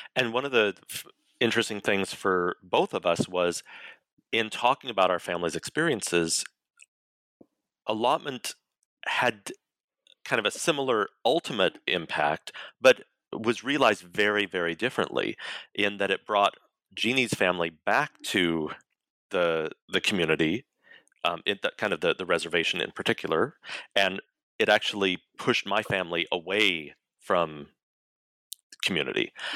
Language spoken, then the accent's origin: English; Colorado, United States; I was raised, born and raised in Colorado